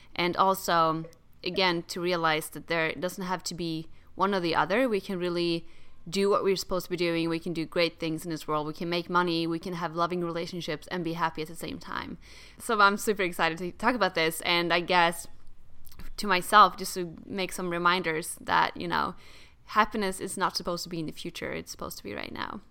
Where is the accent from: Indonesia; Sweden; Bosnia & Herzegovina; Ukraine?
Sweden; also born or lived in New York; now in United States; I grew up in Sweden and lived in New York for three years